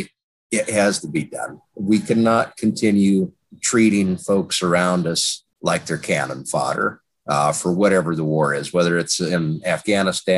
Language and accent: English; Wyoming, United States; moved away; I'm originally from Wyoming